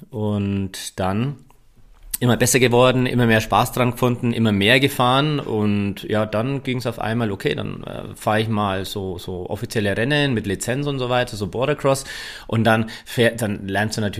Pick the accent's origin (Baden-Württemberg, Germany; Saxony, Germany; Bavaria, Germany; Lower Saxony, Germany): Bavaria, Germany; Ich bin eher ja, klassischer Franke